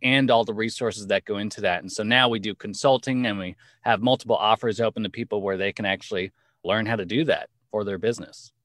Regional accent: Los Angeles, California, United States; now in New York, United States; Los Angeles, born and raised, currently living in New York with my family

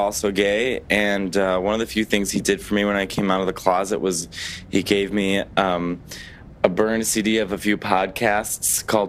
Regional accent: Chicago, Illinois, United States; I'm 29 years old, and I'm originally from Chicago, Illinois.

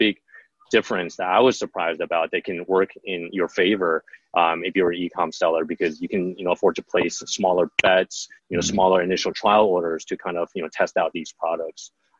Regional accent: Los Angeles, California, United States; moved away as an adult; now in Shanghai, China; I was made in the USA and exported to China. So born and raised in Los Angeles, grew up there, went to university there, and I came to China in 2008.

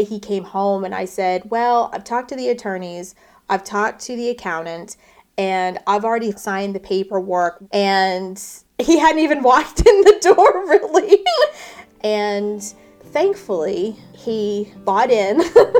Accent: Houston, Texas, United States; I was born and raised in Houston, Texas.

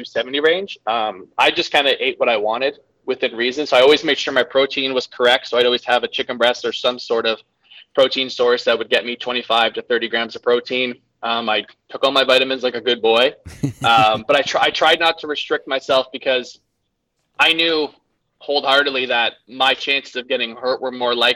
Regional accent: Canada; I'm Canadian

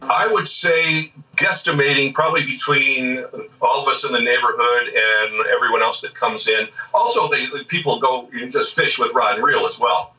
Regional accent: Orange County, California, United States; now in Carlsbad, United States; since I was a kid, growing up in Orange County

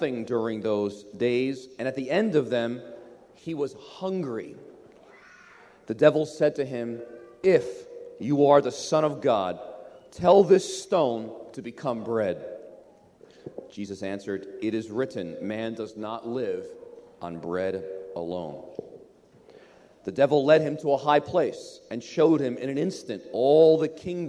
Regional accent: United States; I was raised in America

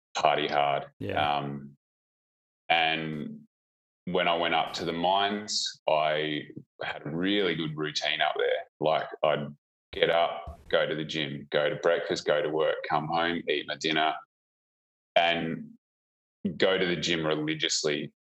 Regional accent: about an hour out of Melbourne, rural Victoria, Australia; now in Perth, Australia; I grew up in uh, rural Victoria, about oh, an hour yeah. out of Melbourne

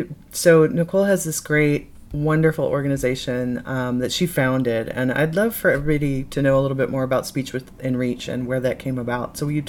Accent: Midwest, United States; I'm from the Midwest as well, and a lot of my family went there, so go Boilermakers.

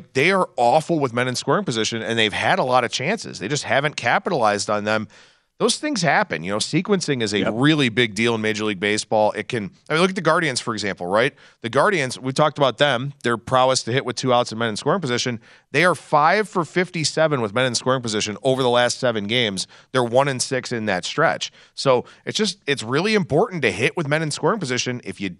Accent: Cleveland, Ohio, United States; It's okay. I'm from Cleveland. I'm used to all of it, I promise.

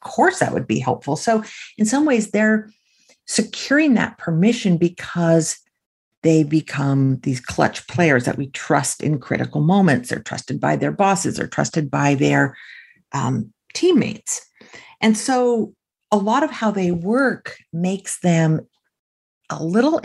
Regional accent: California, United States; I grew up in California.

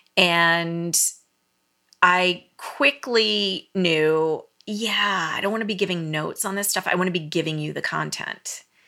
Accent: Maryland, United States; moved away; I grew up on the East Coast

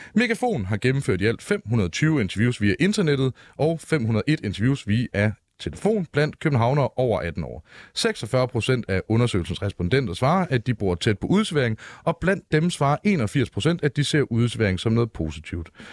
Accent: Aarhus, Central Denmark Region, Denmark; jeg står i en AGF-trøje for at markere meget tydeligt, hvor jeg er fra

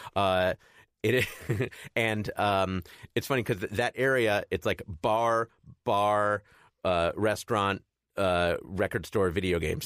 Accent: Chicago, Illinois, United States; I grew up in Chicago

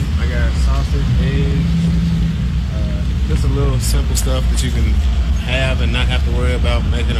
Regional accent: Paducah, Kentucky, United States; I was born in Paducah, but I came down here today from Varsity.

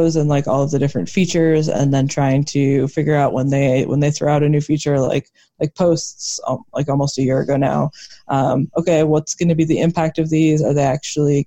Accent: Midwest, United States; now in Denver, United States; I grew up in the Midwest

